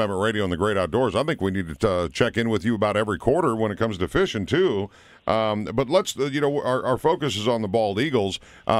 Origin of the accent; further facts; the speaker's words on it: Minnesota, United States; I'm from Minnesota.